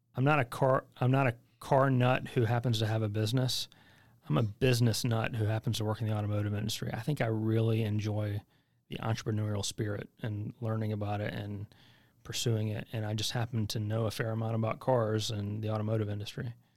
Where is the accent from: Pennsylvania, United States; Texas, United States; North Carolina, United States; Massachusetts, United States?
North Carolina, United States; White Cross; also born or lived in Chapel Hill, North Carolina; I just tell people I'm from Chapel Hill 'cause nobody knows where White Cross is